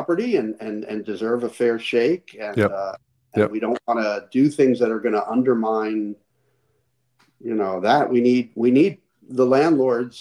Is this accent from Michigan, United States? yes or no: no; Philadelphia, Pennsylvania, United States; now in Glendale, United States; I grew up in Philadelphia